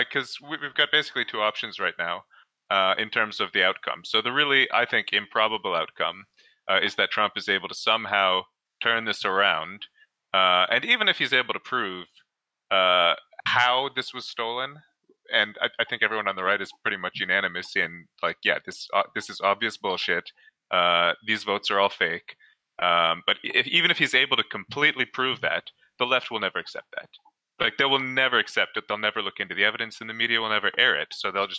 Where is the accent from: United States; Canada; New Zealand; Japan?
Canada; I'm Canadian.